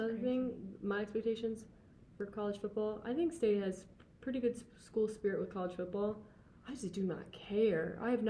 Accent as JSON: {"language": "English", "town": "Chicago", "region": "Illinois", "country": "United States", "said": "Like I moved here from Chicago."}